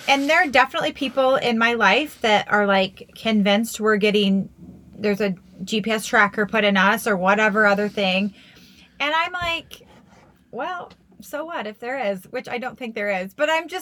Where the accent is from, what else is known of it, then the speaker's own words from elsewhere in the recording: United States; now in Nevada, United States; Maryland and Virginia and DC, like my hometown